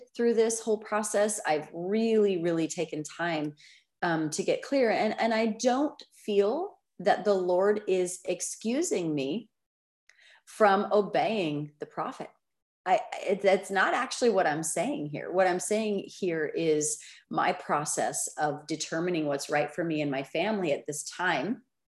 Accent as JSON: {"language": "English", "country": "United States", "said": "I'm an American citizen"}